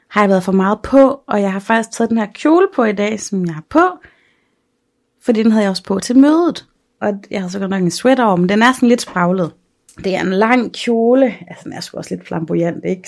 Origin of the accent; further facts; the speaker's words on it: Aarhus, Central Denmark Region, Denmark; now in Aalborg, Denmark; hjemme i Aarhus på Frederiksbjerg